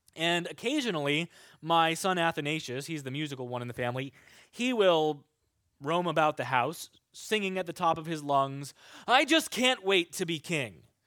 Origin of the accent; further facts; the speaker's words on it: Kansas, United States; I'm from Kansas. There are pigs there. And I remember occasionally when I was growing up, we would drive to see our friends in Fredonia, Kansas